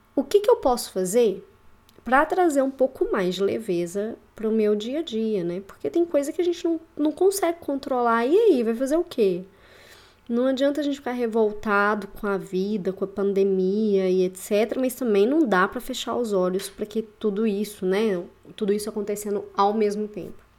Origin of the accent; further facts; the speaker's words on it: Belo Horizonte, Minas Gerais, Brazil; moved away as an adult; also born or lived in Curitiba; Voltei para BH, né? Sou aqui de BH